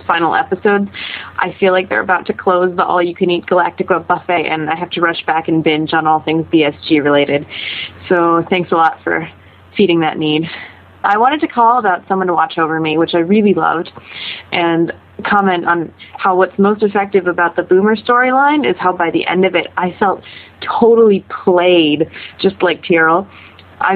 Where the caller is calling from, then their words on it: Munich, Bavaria, Germany; I'm calling from Munich, Germany.